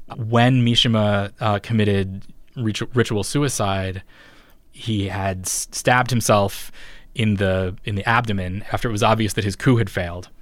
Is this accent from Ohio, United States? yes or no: no; Ponca City, Oklahoma, United States; I grew up in a town called Ponca City, Oklahoma